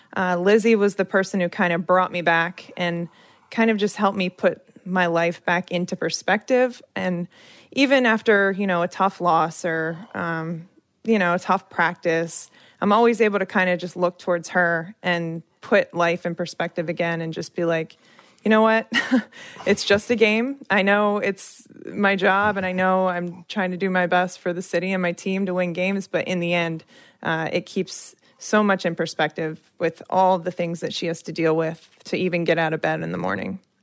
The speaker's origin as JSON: {"language": "English", "town": "Wilmington", "region": "Delaware", "country": "United States", "tie": "born or raised there", "also_born_or_lived": "Chicago", "moved": "as an adult", "lives_now": "Washington, D.C., United States", "said": "I grew up in Wilmington, Delaware."}